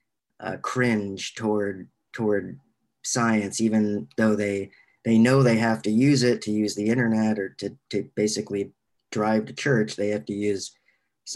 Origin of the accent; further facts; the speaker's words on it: Little Rock, Arkansas, United States; I grew up in the South. I grew up in Arkansas. I grew up in Little Rock, Arkansas